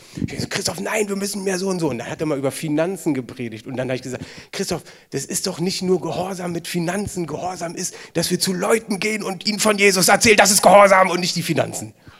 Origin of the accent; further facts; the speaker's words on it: Germany; wir als Deutsche